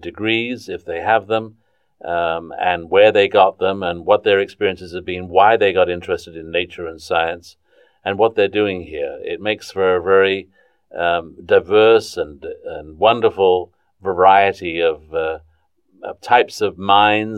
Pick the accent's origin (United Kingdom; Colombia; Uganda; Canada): United Kingdom; southern England; also born or lived in Suez Canal Zone, Egypt; now in North Carolina, United States; I grew up in southern England